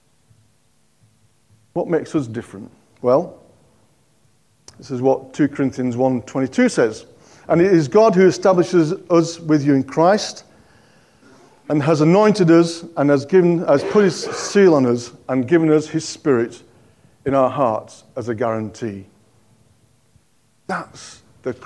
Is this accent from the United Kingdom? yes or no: yes; Yorkshire and the Humber, United Kingdom; now in Cockermouth, United Kingdom; I'm a Yorkshireman